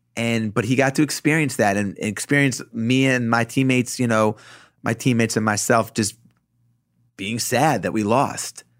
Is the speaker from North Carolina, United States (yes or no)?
no; Roslyn, New York, United States; growing up in Roslyn, in Long Island where I grew up